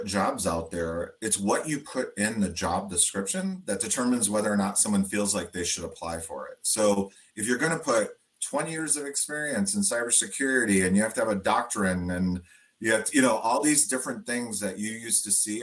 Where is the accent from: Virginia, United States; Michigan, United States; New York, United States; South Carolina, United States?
Michigan, United States; Detroit; we're all from Detroit